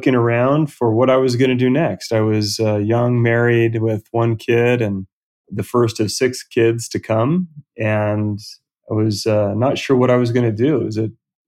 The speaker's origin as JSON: {"language": "English", "region": "Southern California", "country": "United States", "tie": "born or raised there", "said": "Southern California, where I was born and raised"}